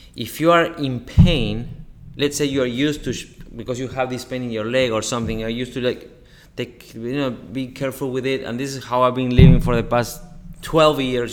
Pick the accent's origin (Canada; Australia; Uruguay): Uruguay; in Uruguay, you know, I'm from Uruguay